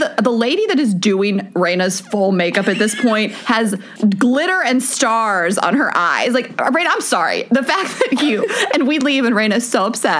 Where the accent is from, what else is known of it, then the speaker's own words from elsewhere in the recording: Delaware, United States; I'm from Delaware. Dewey Beach is where I've lived there a bunch of summers, spent a lot of time there. It's my favorite place on earth.